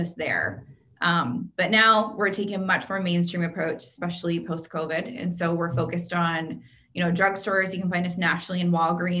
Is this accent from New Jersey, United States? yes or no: no; Pennsylvania, United States; moved away as an adult; I'm from Pennsylvania